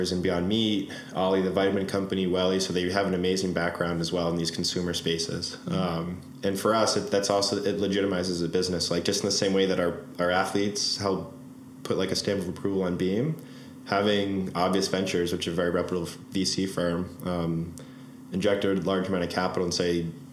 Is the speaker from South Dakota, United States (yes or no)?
no; Boston, Massachusetts, United States; we're from Boston